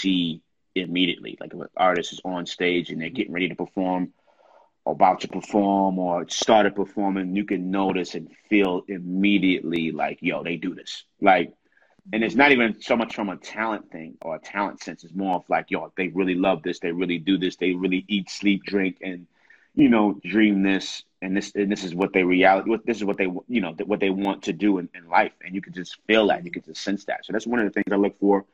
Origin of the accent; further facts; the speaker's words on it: New York City, New York, United States; me growing up in New York, and that being one of the places that I've always wanted to perform in as a young kid from New York and from the Bronx